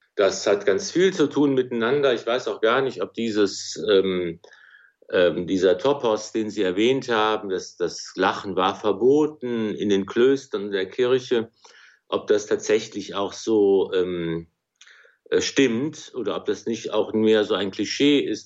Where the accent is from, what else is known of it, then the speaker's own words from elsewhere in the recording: Remscheid, North Rhine-Westphalia, Germany; also born or lived in Wuppertal / Cologne; in Wuppertal geboren, in Remscheid aufgewachsen